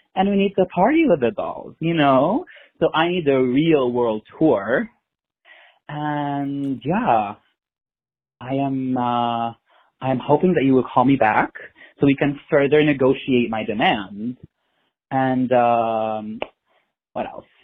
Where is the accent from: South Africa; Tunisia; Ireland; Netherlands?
Tunisia; moved away as an adult; also born or lived in Beirut, Lebanon; now in Philadelphia, United States; I wasn't born in the Middle East. I was born in North Africa, Tunisia.